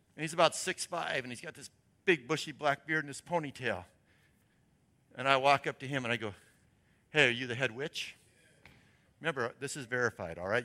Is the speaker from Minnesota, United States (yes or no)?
no; Portland, Oregon, United States; moved away; I'm from Portland